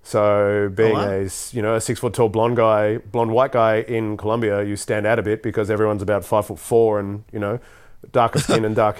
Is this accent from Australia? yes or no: yes; Australia; I was from Australia